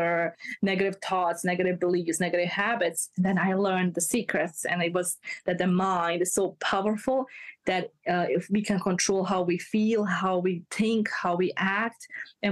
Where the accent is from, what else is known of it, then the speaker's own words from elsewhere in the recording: Bosnia & Herzegovina; moved away; I'm from Bosnia. So okay. I came from a war background